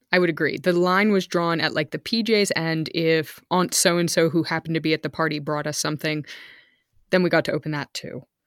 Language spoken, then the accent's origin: English; outside San Francisco, California, United States; moved away as an adult; also born or lived in Texas; now in Germany; we lived outside of San Francisco